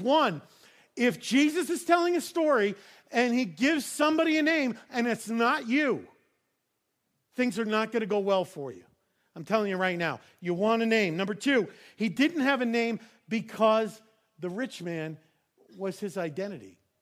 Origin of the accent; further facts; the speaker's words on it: New York, United States; I grew up in New York.